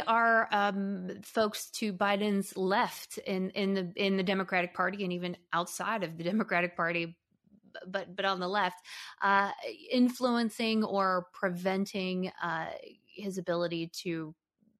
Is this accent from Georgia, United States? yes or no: yes; Atlanta, Georgia, United States; moved away; I'm from Atlanta originally